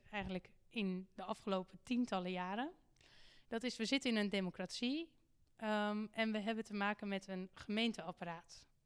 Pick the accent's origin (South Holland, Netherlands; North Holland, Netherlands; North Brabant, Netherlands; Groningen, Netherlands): North Holland, Netherlands; Haarlem; Maar ook iets om te beseffen als, als burger, als Haarlemmer... dat wij hier ook beperkte middelen hebben